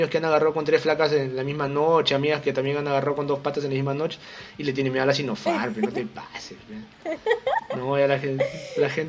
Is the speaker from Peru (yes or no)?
yes; Peru; yo soy el típico peruano cagón